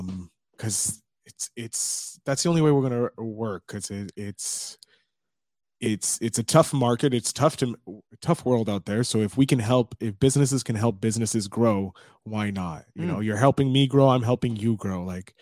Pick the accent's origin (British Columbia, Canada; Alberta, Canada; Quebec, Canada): Quebec, Canada; Montreal; I'm Montreal. Yeah. I'm from Montreal. Grew up in Montreal.